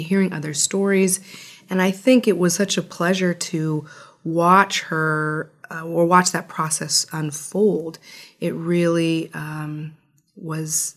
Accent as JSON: {"language": "English", "region": "New Mexico", "country": "United States", "tie": "born or raised there", "said": "we started in New Mexico, which is, as I've mentioned, my home state"}